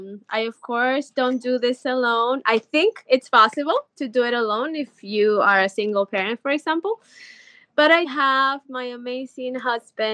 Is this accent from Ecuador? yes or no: yes; Ecuador; moved away as an adult; now in California, United States; I'm originally from Ecuador, so I'm very, very Latina, but I've been living in California for a very long time, about 12 years or so